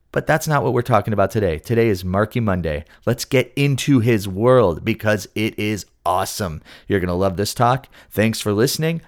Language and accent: English; Buffalo, New York, United States; I grew up in Buffalo